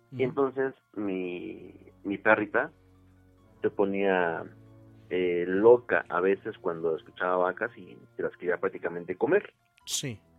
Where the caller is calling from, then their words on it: Coacalco, State of Mexico, Mexico; De Coacalco, Estado de México.